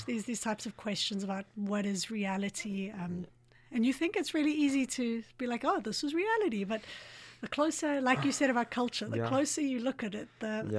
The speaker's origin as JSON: {"language": "English", "town": "Johannesburg", "region": "Gauteng", "country": "South Africa", "said": "I'm from Johannesburg, and we know how to do it well."}